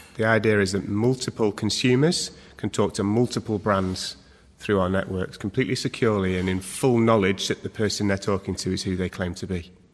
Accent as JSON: {"language": "English", "town": "Manchester", "region": "North West England", "country": "United Kingdom", "tie": "born or raised there", "said": "born and bred in Manchester"}